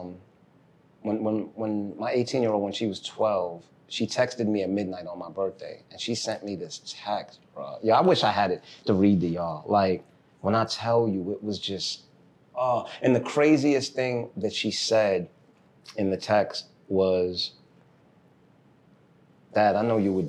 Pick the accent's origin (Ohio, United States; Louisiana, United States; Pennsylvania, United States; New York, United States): New York, United States; New York City; also born or lived in Haiti; I was born in Brooklyn